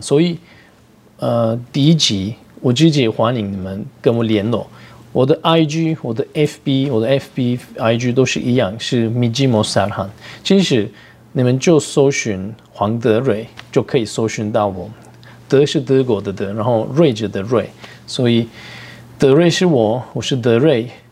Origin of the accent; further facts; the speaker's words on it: Turkey; Chinese is a second language; moved away as an adult; now in Taiwan; 我是来自土耳其， 然后我就在台湾十年了